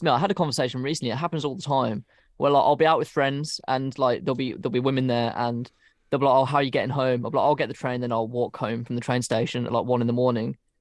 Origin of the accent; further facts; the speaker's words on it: United Kingdom; we're British